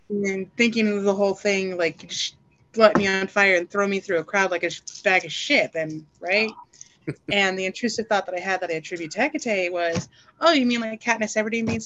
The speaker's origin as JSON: {"language": "English", "region": "Southern United States", "country": "United States", "tie": "born or raised there", "said": "I was raised in the South by a former military father, and I was a trucker"}